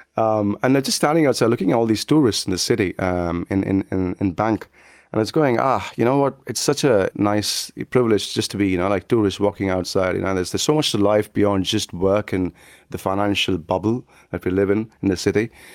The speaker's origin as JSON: {"language": "English", "region": "South India", "country": "India", "tie": "born or raised there", "moved": "as an adult", "lives_now": "United Kingdom", "said": "in a kind of small town in South India"}